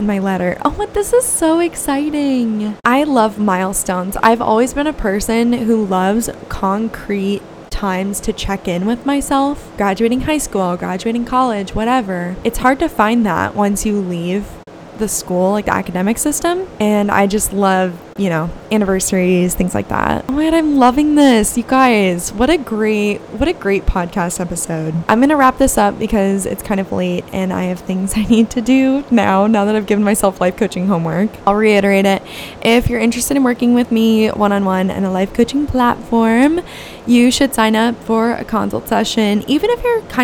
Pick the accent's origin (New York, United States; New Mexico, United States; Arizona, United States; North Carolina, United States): Arizona, United States; Gilbert; moved away as an adult; also born or lived in Tucson, Arizona; now in California, United States; I had originally accepted a job in my hometown, which is just so out of character for me. I never ever wanted to move back to Gilbert, Arizona.